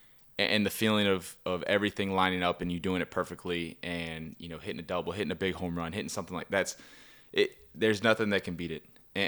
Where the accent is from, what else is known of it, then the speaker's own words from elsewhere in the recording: Baltimore, Maryland, United States; from Baltimore, Maryland.